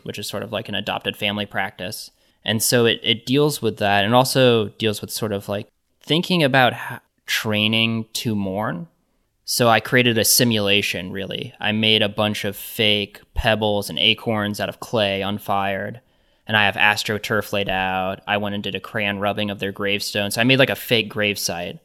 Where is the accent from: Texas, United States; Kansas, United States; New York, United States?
Kansas, United States; Johnson County; I grew up in Johnson County, which is in Kansas.